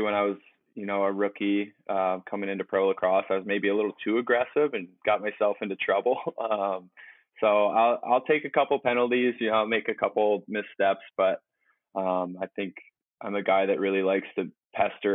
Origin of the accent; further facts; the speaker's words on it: Ithaca, New York, United States; moved away as an adult; also born or lived in Durham, England; now in Seattle, United States; Ithaca, New York. So I grew up in upstate New York, go upstate.